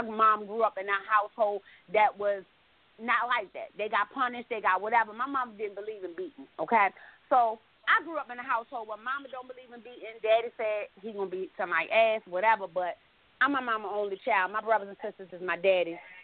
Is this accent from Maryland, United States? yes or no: yes; Baltimore, Maryland, United States; I'm from Baltimore